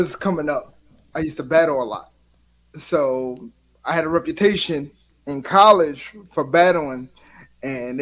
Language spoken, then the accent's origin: English; Philadelphia, Pennsylvania, United States; I'm from Philadelphia